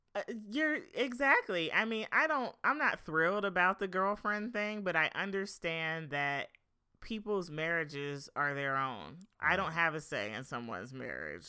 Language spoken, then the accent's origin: English; Philadelphia, Pennsylvania, United States; moved away as an adult; now in Los Angeles, United States; I'm from Philadelphia, um, the Philadelphia area